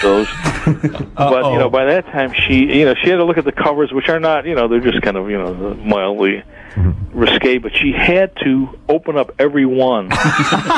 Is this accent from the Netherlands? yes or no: no; Buffalo, New York, United States; I'm from Buffalo